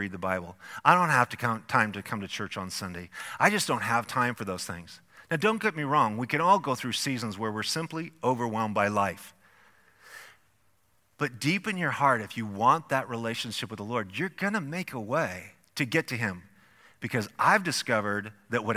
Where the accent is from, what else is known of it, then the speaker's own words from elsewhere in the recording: Idaho, United States; our elementary school in a small little farm town that we grew up in Idaho.